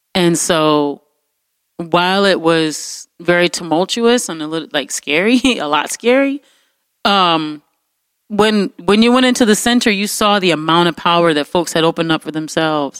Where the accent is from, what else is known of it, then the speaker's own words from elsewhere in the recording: United States; as an American